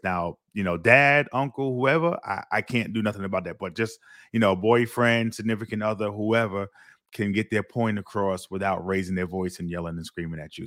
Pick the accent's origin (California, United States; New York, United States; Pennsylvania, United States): New York, United States; New York City; moved away as an adult; now in Florida, United States; my experience growing up Brooklyn